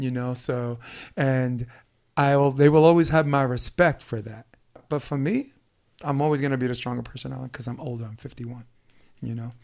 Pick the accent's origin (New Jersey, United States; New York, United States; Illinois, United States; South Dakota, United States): New York, United States; New York City; born and raised in Brooklyn